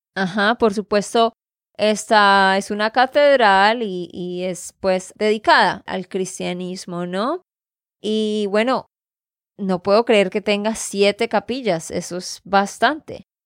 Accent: Santander, Colombia; de Santander, Colombia

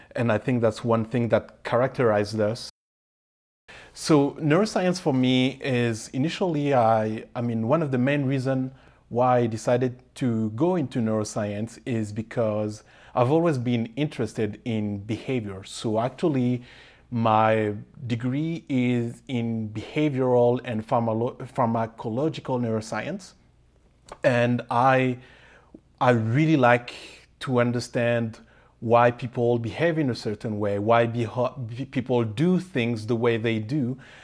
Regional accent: Paris, Île-de-France, France; moved away as an adult; now in Calgary, Canada; I was born and raised in Paris with Comorian parents.

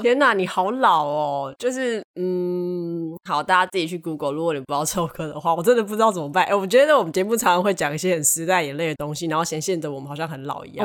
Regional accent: southern Taiwan, Taiwan; 我南部人

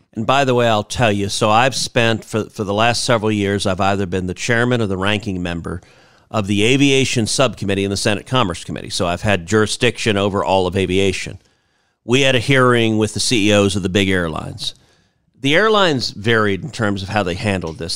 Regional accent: Houston, Texas, United States; Houston, my hometown

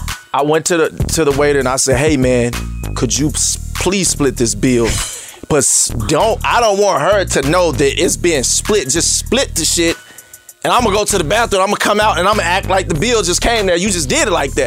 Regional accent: Arkansas, United States; I'm from Arkansas.

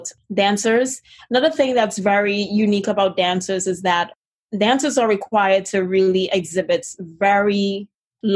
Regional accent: Trinidad & Tobago; moved away; If you hear a little bit of an accent, it's originally because I'm originally from Trinidad and Tobago in the Caribbean

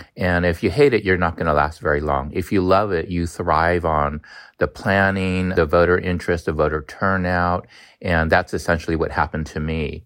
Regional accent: United States; I'm a third generation Chinese American. I don't even know how to speak Chinese, to be honest. And so I'm as American as can be

